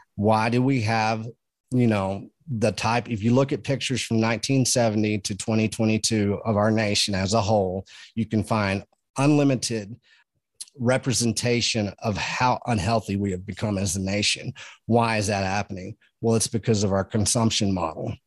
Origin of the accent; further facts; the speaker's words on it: Texas, United States; I come from Texas.